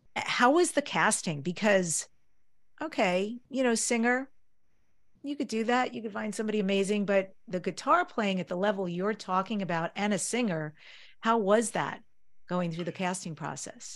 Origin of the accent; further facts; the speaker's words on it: New York, United States; I grew up in New York, one of the things we did was always go into the city, New York City, to see the theater